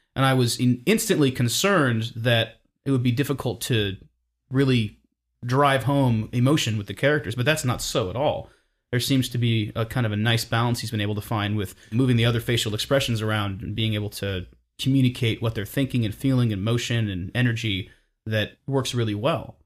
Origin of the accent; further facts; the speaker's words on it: Napa, California, United States; growing up in Napa, California